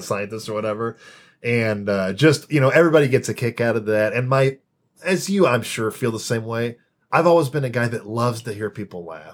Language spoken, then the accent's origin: English; Champaign, Illinois, United States; moved away as an adult; also born or lived in Purdue, Indiana / Saginaw, Michigan; I grew up in Champaign, Illinois.